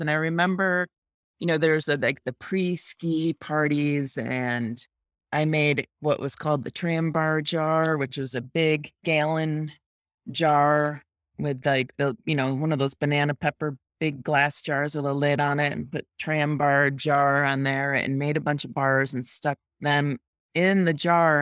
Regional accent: near Rochester, central upstate New York, United States; moved away as an adult; also born or lived in New Hampshire; now in Jackson, United States; I grew up in upstate New York, central upstate New York, about a half hour east of Rochester, a small town

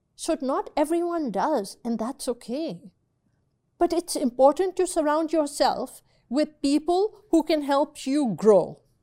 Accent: Pakistan; now in United States; I grew up in Pakistan. I went to school in Pakistan.

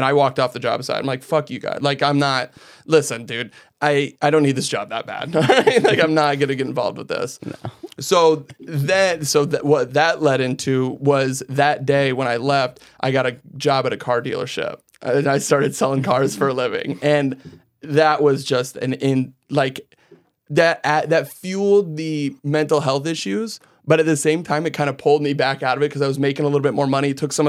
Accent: Iowa, United States; I grew up in Iowa. Well, I grew up all over. We kind of moved around a lot as kids. And then, but we ultimately settled up in Iowa.

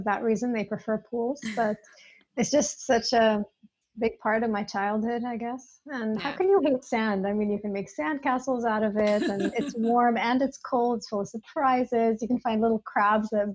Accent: Greece; also born or lived in United States; now in Dubai, United Arab Emirates; I grew up in Greece

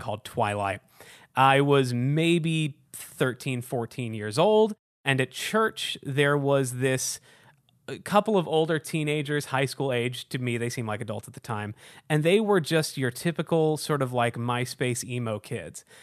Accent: Houston, Texas, United States; now in Chicago, United States; I'm from Houston

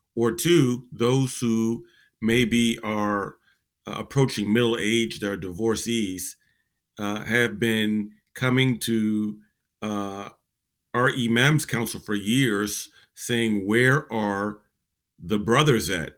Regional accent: Virginia, United States; people in my generation growing up in Virginia

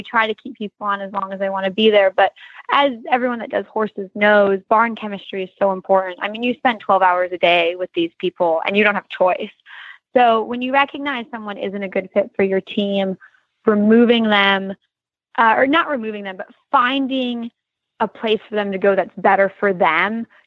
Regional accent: Michigan, United States; moved away; the same barn I grew up riding at in Michigan

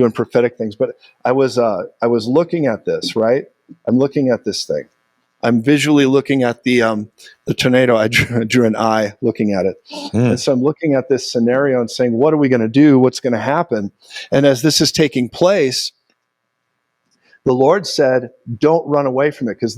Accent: United States; also born or lived in Colorado Springs; I'm an American

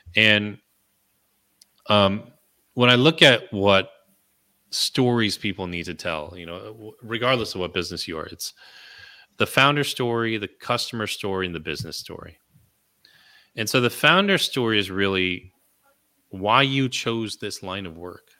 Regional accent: California, United States; I was born in California

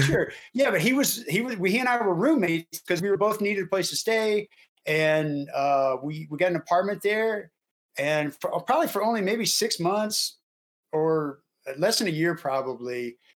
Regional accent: Houston, Texas, United States; Marty and I grew up in Houston.

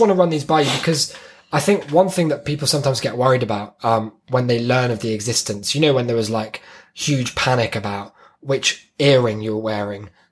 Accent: United Kingdom

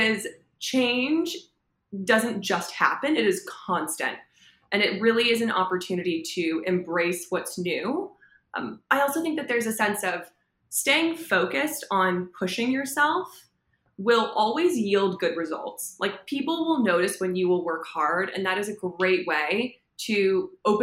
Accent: Los Angeles, California, United States; born and raised in Los Angeles

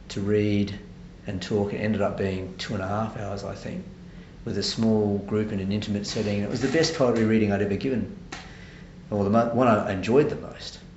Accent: Adelaide, South Australia, Australia; moved away as an adult; now in Sydney, Australia; I'm originally from Adelaide.

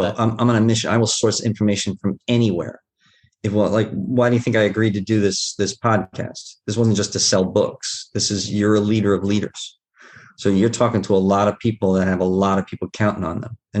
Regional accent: New York City, New York, United States; I grew up in Queens, in Bayside, Queens

